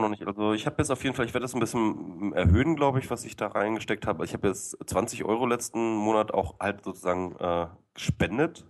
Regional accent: Lower Saxony, Germany; ich äh, bin Niedersachse

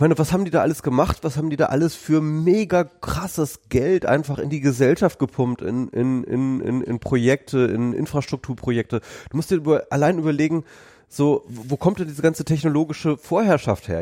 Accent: Lower Saxony, Germany; bei uns in Niedersachsen

